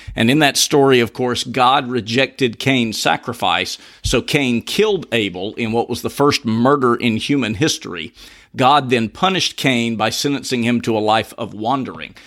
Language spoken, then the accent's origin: English; Georgia, United States; as a Southerner and native Georgian